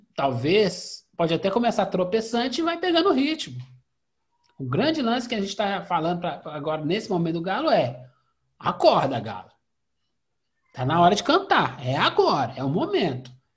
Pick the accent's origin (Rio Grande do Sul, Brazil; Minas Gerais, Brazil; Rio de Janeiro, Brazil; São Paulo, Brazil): Minas Gerais, Brazil; Belo Horizonte; a gente é aqui de BH